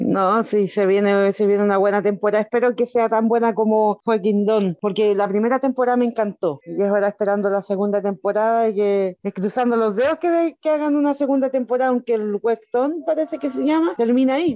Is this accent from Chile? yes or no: yes; Chile; Sí, yo soy chilena.